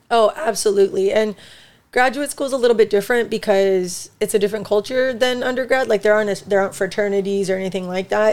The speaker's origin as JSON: {"language": "English", "country": "United States", "tie": "born or raised there", "said": "so I'm Mexican. I was born in the United States, though, so Mexican American, more Chicana"}